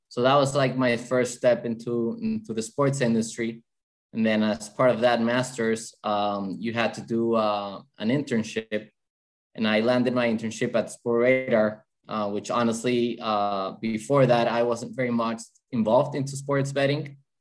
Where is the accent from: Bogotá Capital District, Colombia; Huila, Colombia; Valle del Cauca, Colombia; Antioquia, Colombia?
Bogotá Capital District, Colombia; Bogota; English is a second language; so I'm originally from Colombia, in South America, from Bogota, the capital.